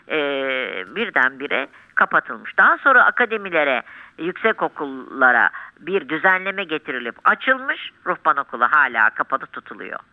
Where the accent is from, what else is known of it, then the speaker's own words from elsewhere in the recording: Turkey; Bir Müslüman olarak, bir Türk olarak.